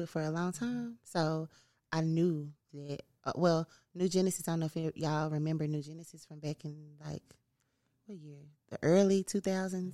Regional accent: Memphis, Tennessee, United States; also born or lived in Los Angeles; I am from North Memphis

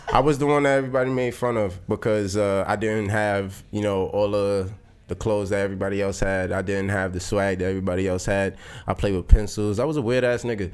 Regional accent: New York City, New York, United States; I was a kid from Brownsville

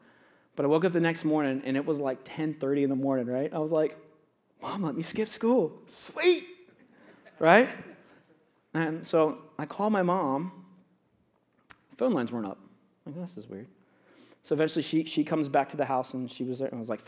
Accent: Florida, United States; I grew up in Florida. I'll let you guys know that. I have a lot of Florida stories.

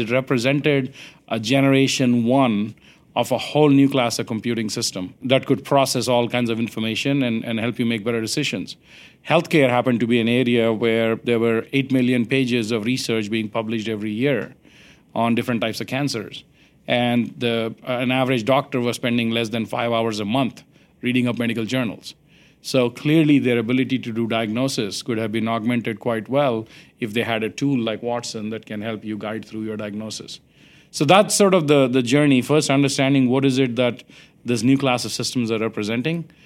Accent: India; now in United States; I grew up in India

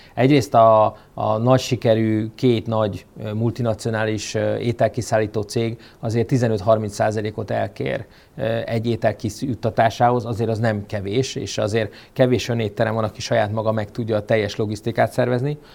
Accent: Hungary; mi magyarok, akik még a szocializmusba, um, um, cseperedtünk föl

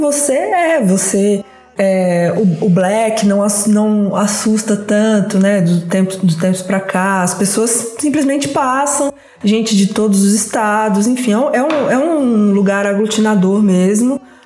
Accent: Resende Costa, Minas Gerais, Brazil; na cidade onde eu nasci, no interior de Minas Gerais, chama Resende Costa

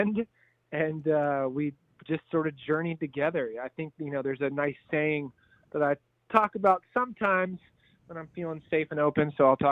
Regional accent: North Carolina, United States; I grew up here

